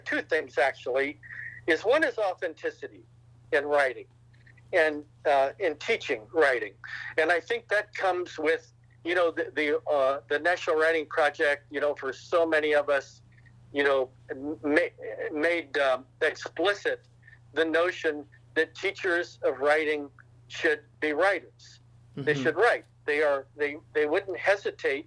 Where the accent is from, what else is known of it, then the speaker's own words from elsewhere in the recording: Malvern, Ohio, United States; All of my growing up in Malvern, Ohio, in a small town of 1,362 people